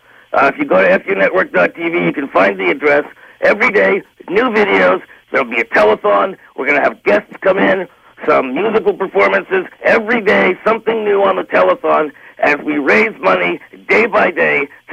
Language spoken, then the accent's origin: English; Canada; It's an investment in our future as Canadians with some heritage, with some media that reflects who